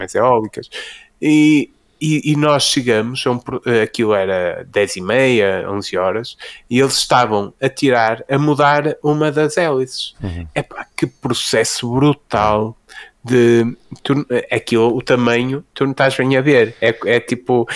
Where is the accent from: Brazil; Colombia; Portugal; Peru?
Portugal; Fafe, Norte; sou, sou de Faf, não é? Como até quem me ouvir a dizer quente e, e 80 saberá